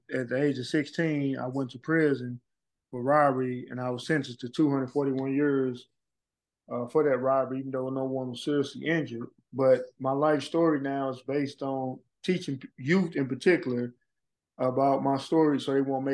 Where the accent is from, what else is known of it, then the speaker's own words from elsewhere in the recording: St. Louis, Missouri, United States; I grew up in extreme poverty. We moved a lot. I'm from Walnut Park area of St. Louis